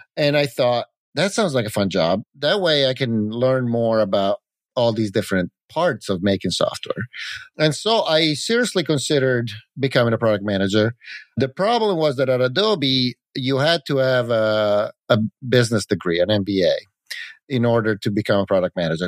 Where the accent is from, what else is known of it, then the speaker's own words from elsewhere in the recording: Italy; moved away as an adult; also born or lived in California; I grew up in Italy, and I moved to California to go to Silicon Valley